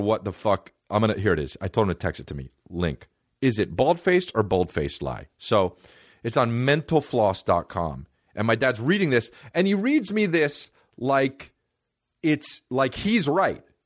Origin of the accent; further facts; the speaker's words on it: West Coast, United States; I'm East Coast born, but West Coast raised, just like …